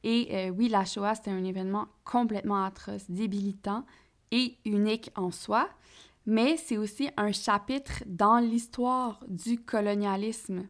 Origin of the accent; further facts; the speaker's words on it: Quebec, Canada; chez nous au Québec